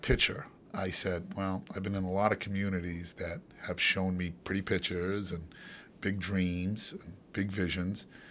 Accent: Boston, Massachusetts, United States; also born or lived in Chelmsford, Massachusetts; I'm born and raised in East Boston, moved out to Chelmsford, Mass

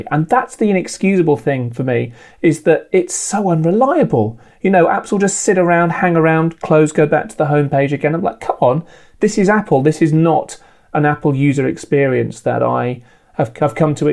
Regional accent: United Kingdom; I'm British

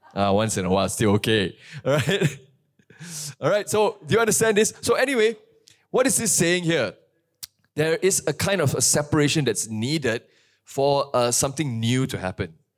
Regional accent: Kuantan, Pahang, Malaysia; moved away; my hometown in Kuantan

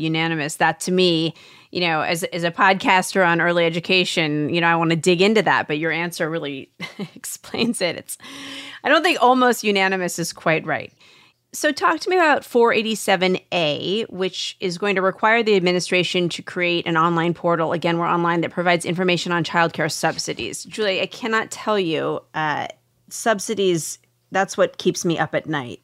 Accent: Washington, United States; I'm from Washington State.

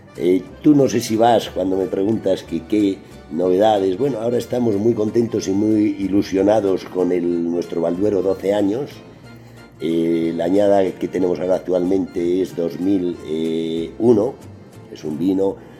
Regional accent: Spain; Yo vengo de España

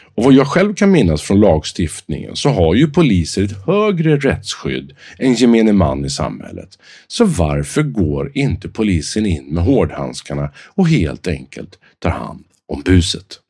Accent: Sweden; oss själva som svenskar

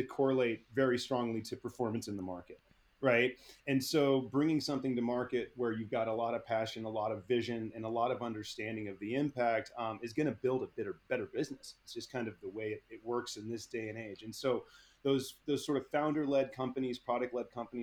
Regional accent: Bay Area, California, United States; I grew up in the Bay Area

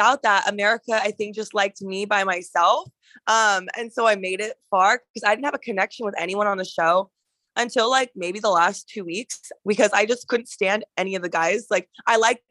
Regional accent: Alaska, United States; moved away as an adult; now in Arizona, United States; I actually was born and raised in Alaska like my whole life

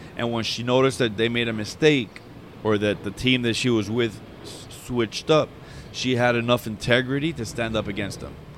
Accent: Hialeah, Florida, United States; I grew up in Hialeah

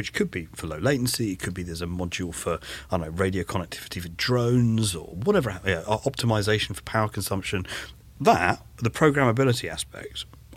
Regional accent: London, United Kingdom; I'm a Londoner

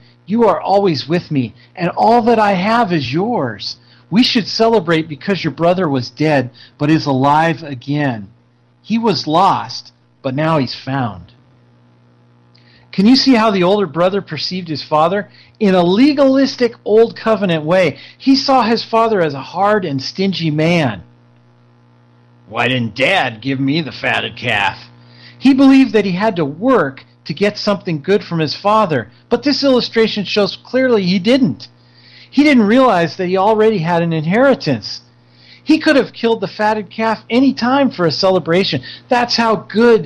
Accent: California, United States; I come from California.

